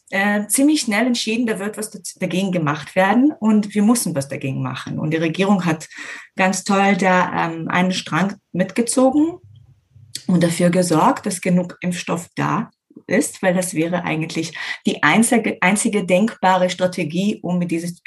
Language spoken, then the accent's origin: German; Herzliya, Tel Aviv District, Israel; now in Germany; Äh, in Herzliya, das ist in der Nähe von Tel Aviv.